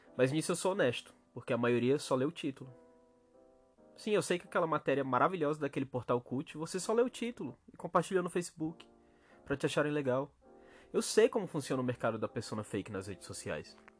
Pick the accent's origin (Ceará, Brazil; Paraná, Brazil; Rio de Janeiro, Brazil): Ceará, Brazil; na minha terra, no meu país Ceará